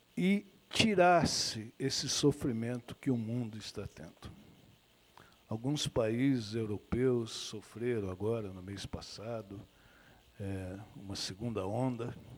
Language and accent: Portuguese; Brazil; also born or lived in Amazon region; como brasileiro, como cidadão